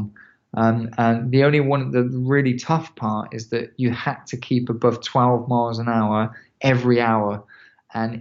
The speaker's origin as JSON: {"language": "English", "region": "England", "country": "United Kingdom", "said": "I'm from England."}